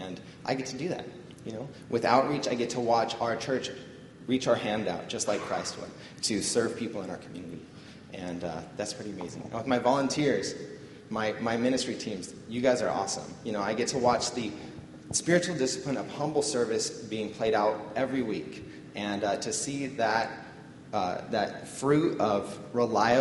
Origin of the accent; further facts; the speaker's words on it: Los Angeles, California, United States; moved away; I'm from Los Angeles, California, and I'm married.